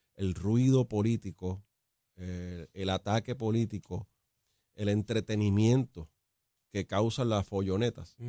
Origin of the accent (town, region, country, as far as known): Puerto Rico